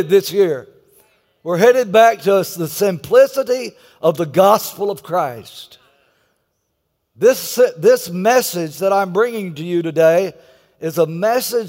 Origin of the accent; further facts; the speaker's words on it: Texas, United States; I'm from Texas.